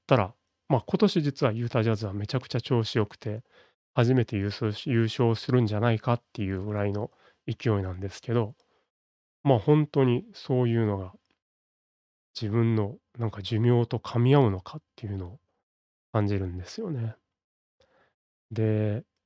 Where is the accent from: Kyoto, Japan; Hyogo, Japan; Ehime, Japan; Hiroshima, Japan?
Hyogo, Japan; Kobe; 僕は、まあ、神戸生まれの神戸育ちという、まあ、典型的な関西人